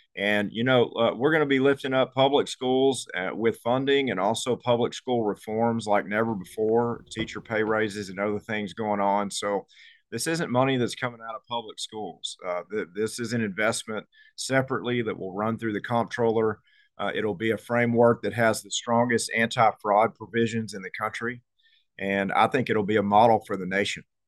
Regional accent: Conroe, Texas, United States; I was born and raised in, uh, Conroe, Texas

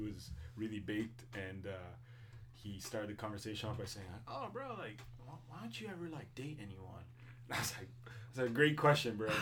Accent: Liverpool and Finch, Ontario, Canada; I'm from Liverpool and Finch

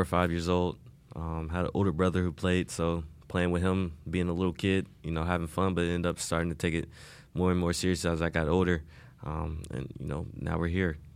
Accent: Indianapolis, Indiana, United States; moved away as an adult; also born or lived in Wisconsin; now in Miami, United States; I grew up, you know, basically my whole life in Indianapolis.

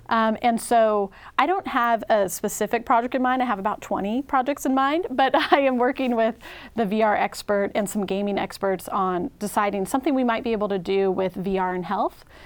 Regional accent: Washington, United States; moved away as an adult; also born or lived in Texas; now in Oregon, United States; I'm from the Northwest. I'm from Washington State

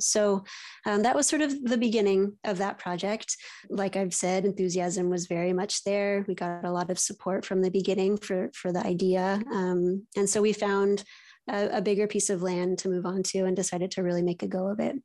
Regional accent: East Bay, San Francisco Bay Area, California, United States; I was raised in the East Bay, so near the city, um, but outside of it in a, in the suburbs

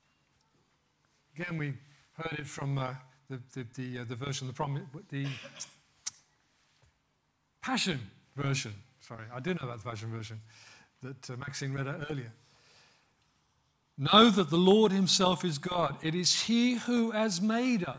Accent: West Midlands, United Kingdom; growing up in Pentecostal church in the West Midlands

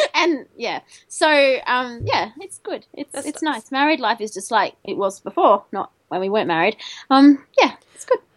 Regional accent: Albury, New South Wales, Australia; I grew up in Albury, which is a really small town in the middle of Australia, in you know, in, in New South Wales Victorian border.

